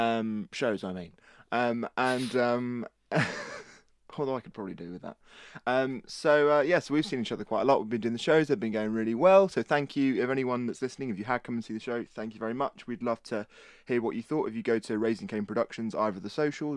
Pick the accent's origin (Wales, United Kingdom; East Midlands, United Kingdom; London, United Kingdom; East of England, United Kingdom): East of England, United Kingdom; Just boring old Norfolk English.